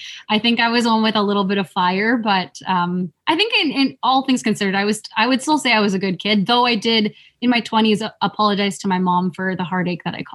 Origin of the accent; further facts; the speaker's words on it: Vancouver, British Columbia, Canada; also born or lived in Philippines; I came to Canada at a very young age, I had only spent so much time in the Philippines